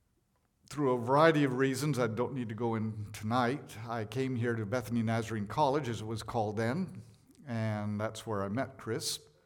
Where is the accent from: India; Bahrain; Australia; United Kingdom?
India; born there; Because I was born in India. So I had a background in India. I could show that I was born there